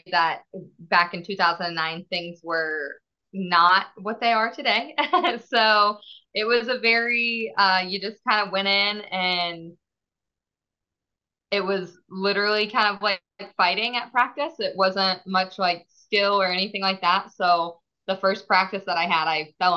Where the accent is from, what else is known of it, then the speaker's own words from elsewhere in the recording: St. Paris, Ohio, United States; I am from the St. Paris, Ohio is where I grew up at.